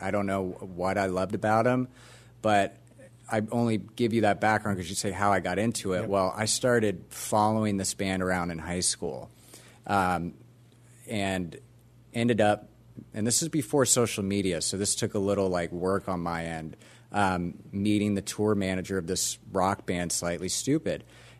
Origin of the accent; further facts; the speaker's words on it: Orlando, Florida, United States; Grew up in Orlando, Florida, which is how I got this.